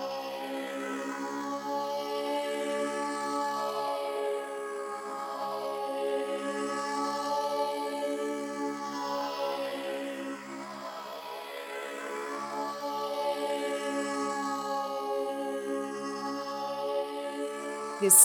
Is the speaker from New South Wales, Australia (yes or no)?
no; Tasmania, Australia; growing up in Tasmania